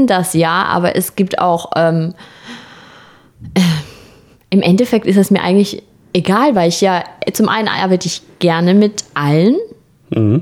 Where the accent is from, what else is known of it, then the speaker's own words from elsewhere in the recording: Austria; accent: leicht österreichischer Akzent; Habe ich natürlich als Österreicherin mit meinem perfekten Hochdeutsch